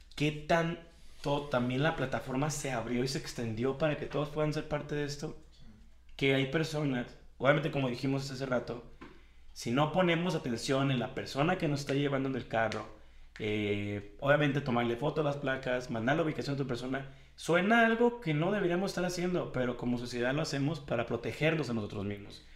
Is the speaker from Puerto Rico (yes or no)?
no; Guadalajara, Jalisco, Mexico; Yo soy de Guadalajara